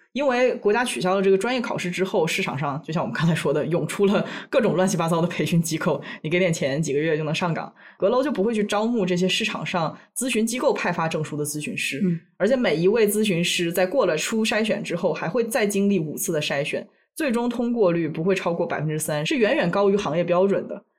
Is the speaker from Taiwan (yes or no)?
no; China; first language Chinese; moved away; 我作为一个母语是中文的无声土长的中国人